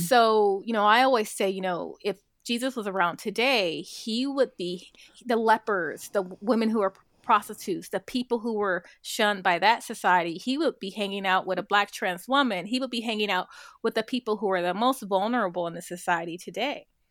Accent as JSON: {"language": "English", "town": "Compton", "region": "California", "country": "United States", "tie": "born or raised there", "said": "growing up in Compton, you know, very adverse kind of economic circumstances"}